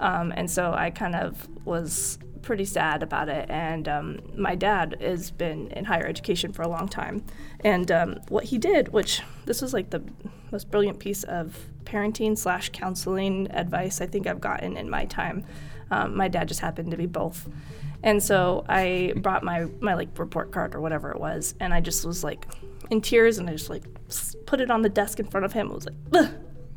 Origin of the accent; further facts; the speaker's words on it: Oregon, United States; moved away as an adult; also born or lived in New Mexico / Idaho; now in Tucson, United States; I was born in New Mexico. And I moved to Oregon when I was 11, so Oregon is home for me